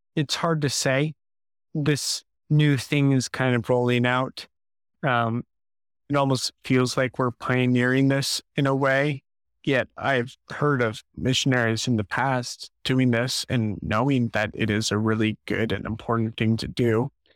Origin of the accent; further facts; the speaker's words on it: St. Louis, Missouri, United States; moved away as an adult; now in Jonesboro, United States; I'm from Saint Louis